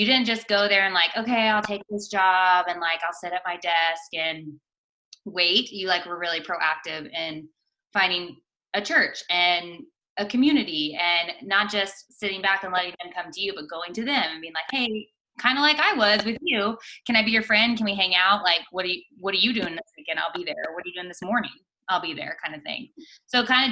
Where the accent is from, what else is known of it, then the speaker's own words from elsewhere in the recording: Dallas, Texas, United States; moved away as an adult; now in Wilmington, United States; being someone who grew up in Dallas or north of Dallas and then moving back there after college